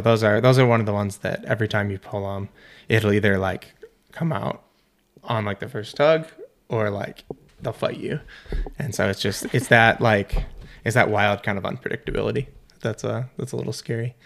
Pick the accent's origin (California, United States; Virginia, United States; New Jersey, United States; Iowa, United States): Iowa, United States; moved away as an adult; also born or lived in Colorado; I grew up in Iowa, so middle of the country, flatland